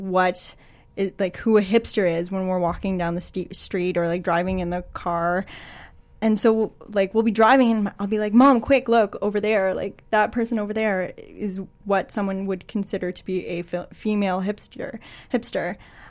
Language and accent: English; Toronto, Ontario, Canada; moved away; Now I am originally from Toronto.